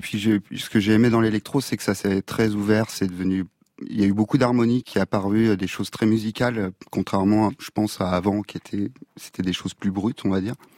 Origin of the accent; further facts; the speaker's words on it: Île de Ré, Nouvelle-Aquitaine, France; je viens de, de l'île de Ray